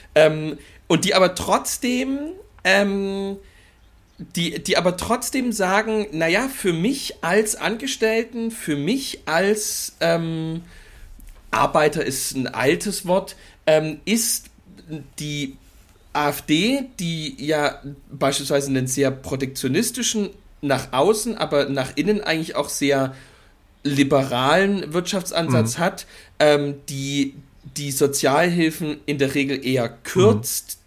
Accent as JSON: {"language": "German", "town": "Mittweida", "region": "Saxony", "country": "Germany", "said": "ich bin aus Mitweider"}